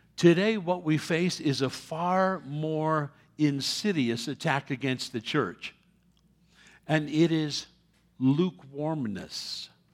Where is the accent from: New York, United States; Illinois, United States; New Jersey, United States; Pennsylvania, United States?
New York, United States; New York City; moved away; I was born in New York City many years ago